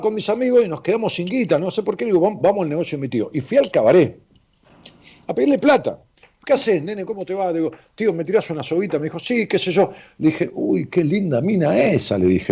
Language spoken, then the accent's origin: Spanish; Ramos Mejía, Buenos Aires Province, Argentina; en mi pueblo, en Rabo Mejía